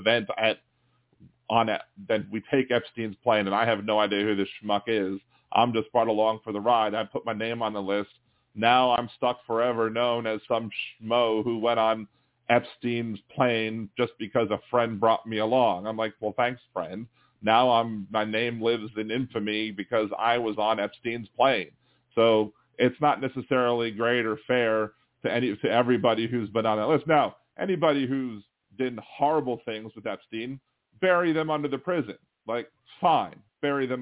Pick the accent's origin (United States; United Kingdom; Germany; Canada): United States; Baltimore, Maryland; moved away; also born or lived in Wilmington, Delaware; I'm from Baltimore originally